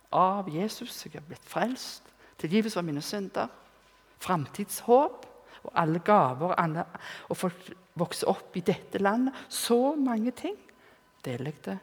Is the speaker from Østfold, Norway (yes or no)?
no; Rennesøy, Rogaland, Norway; var hjemme på Rennesøy.